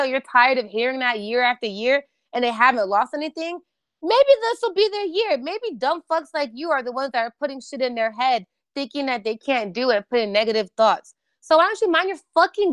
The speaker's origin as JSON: {"language": "English", "region": "New York", "country": "United States", "also_born_or_lived": "Orlando", "said": "I'm a New Yorker through and through."}